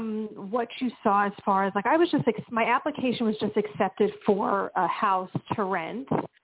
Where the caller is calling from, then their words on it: Pennsylvania, United States; from Pennsylvania as well.